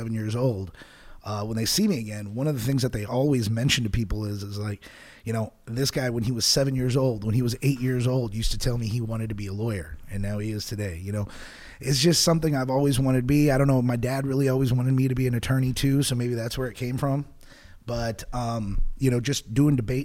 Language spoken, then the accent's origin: English; Houston, Texas, United States; also born or lived in Missouri City, Texas / New Territory, Texas; I grew up here in Houston, Texas. Well, actually, here in Fort Bend. I'm a Fort Bend brat